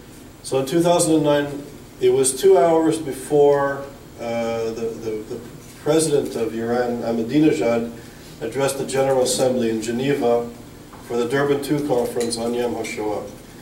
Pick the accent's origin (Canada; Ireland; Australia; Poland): Canada; also born or lived in Israel; I'm a Canadian Israeli scholar.